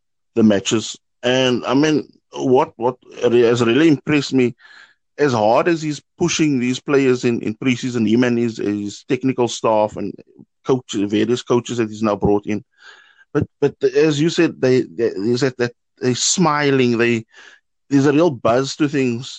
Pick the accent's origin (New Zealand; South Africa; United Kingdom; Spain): South Africa; now in Germany; a South African gooner of 30 years currently living in Germany